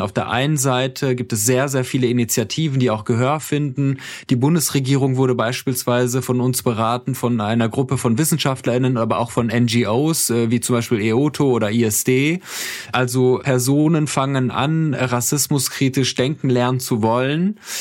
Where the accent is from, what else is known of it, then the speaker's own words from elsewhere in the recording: Iran; now in Germany; ich bin im Iran geboren